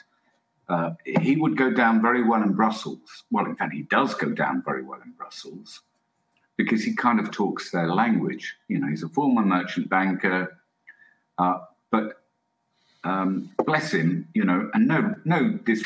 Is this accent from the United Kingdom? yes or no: yes; England, United Kingdom; I'm English